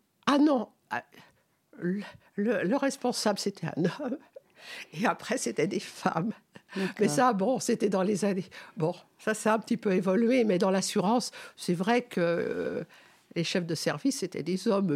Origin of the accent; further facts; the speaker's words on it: Paris, Île-de-France, France; also born or lived in Noisy-le-Sec; now in Montfermeil, France; Je, je suis née, donc, à Paris. J'ai vécu trente ans à Paris